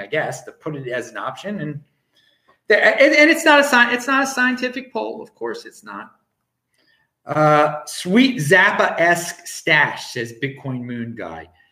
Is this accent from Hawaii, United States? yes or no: no; Baltimore, Maryland, United States; moved away; I am from Baltimore, Maryland, um, originally.